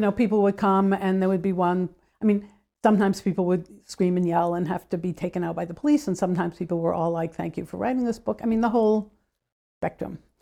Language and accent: English; United States; as a U S citizen